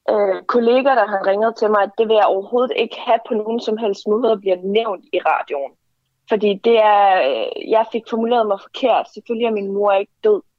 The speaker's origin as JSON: {"language": "Danish", "region": "Kurdistan", "country": "Iran", "tie": "born or raised there", "moved": "yes", "lives_now": "Denmark", "said": "jeg har selv kurdiske rødder, og jeg kommer fra Kurdistan og er født øh, øh, i øh, Kurdistan og er blevet undertrykt af den iranske præstestyr."}